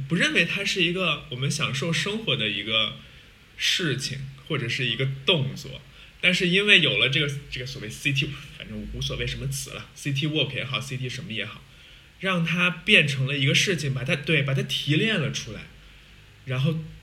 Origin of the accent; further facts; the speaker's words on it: China; 我们是中国人